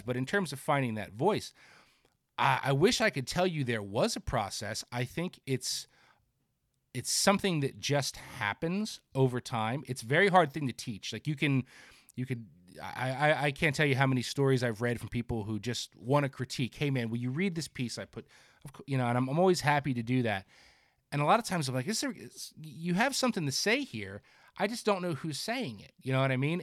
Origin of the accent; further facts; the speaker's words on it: New Jersey, United States; I'm, I'm from Jersey.